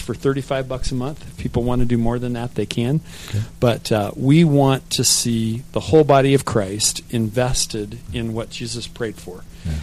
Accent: Tucson, Arizona, United States; I was born in Tucson, so grew up here

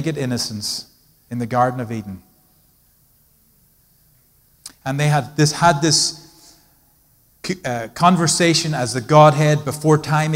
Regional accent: Ireland; now in United States; I grew up in Ireland

